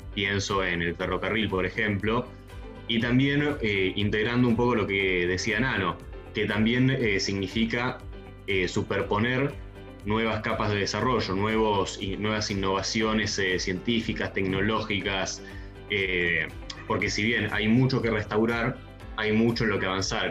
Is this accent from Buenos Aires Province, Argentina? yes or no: no; San Carlos de Bariloche, Río Negro, Argentina; now in Buenos Aires, Argentina; Soy de Bariloche y es la ciudad donde se produjeron los satélites